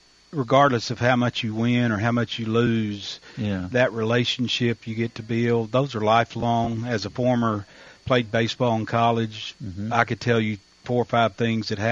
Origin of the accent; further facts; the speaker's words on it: Russellville, Arkansas, United States; moved away; I grew up 80 miles east of there in Russellville, which is, we were directly between Little Rock and Fort Smith